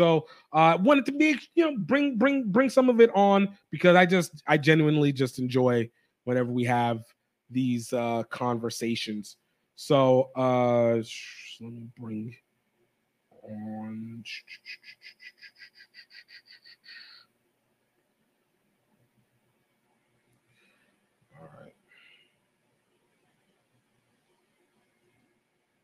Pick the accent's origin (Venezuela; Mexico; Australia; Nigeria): Nigeria; a Nigerian